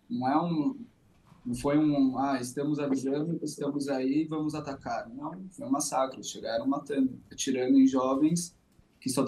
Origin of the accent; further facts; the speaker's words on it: Brazil; moved away as an adult; now in Tel Aviv, Israel; eu que sou brasileiro